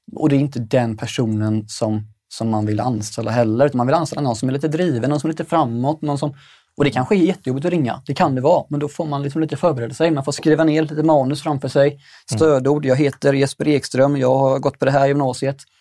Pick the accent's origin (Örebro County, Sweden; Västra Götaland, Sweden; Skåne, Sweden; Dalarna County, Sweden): Västra Götaland, Sweden; Stenungsund; fabrikerna i Stenungsund där jag kommer ifrån